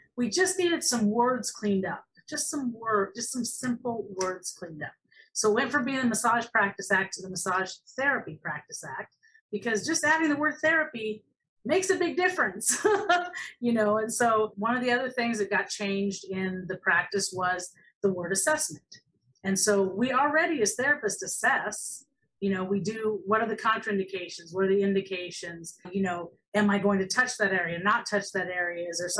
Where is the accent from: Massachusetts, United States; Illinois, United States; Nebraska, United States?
Illinois, United States; moved away as an adult; now in Florida, United States; I moved from Illinois to Florida because to go to school for massage and get licensed, because in 1998, only 25 states had licensure. And I didn't want to work, and I didn't live in the Chicago area of Illinois. I lived down in the farm area